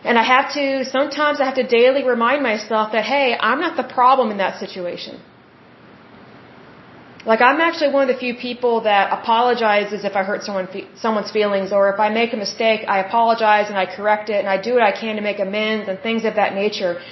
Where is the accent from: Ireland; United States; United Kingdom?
United States; Oklahoma; I'm from Oklahoma